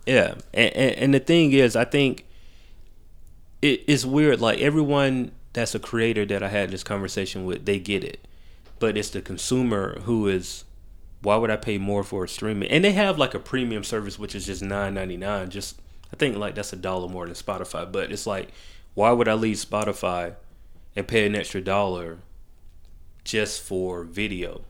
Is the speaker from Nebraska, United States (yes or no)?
no; Macon, Georgia, United States; moved away as an adult; now in Atlanta, United States; I was born here, raised in Macon. I always say I'm from Macon 'cause I, I went to school from kindergarten